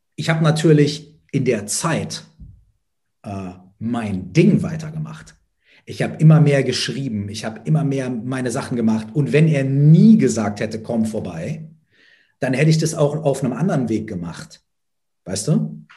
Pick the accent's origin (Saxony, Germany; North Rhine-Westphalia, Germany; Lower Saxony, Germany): North Rhine-Westphalia, Germany; Minden; habe ich mit 13, 14 äh, meinen ersten Auftritt gehabt auf dem Stadtfest bei uns in Minden